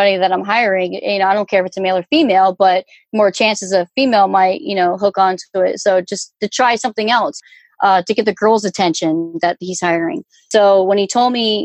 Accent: Virginia Beach, Virginia, United States; also born or lived in Denver, Colorado; now in South Florida, United States; I'm from Virginia Beach

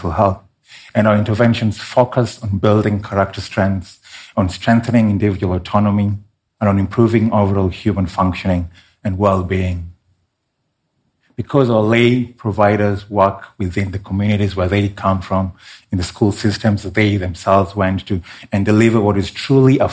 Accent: Kenya; my home country of Kenya

